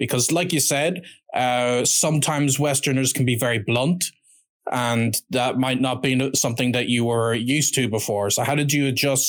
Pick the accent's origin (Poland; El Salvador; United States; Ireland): Ireland; I'm of course from Ireland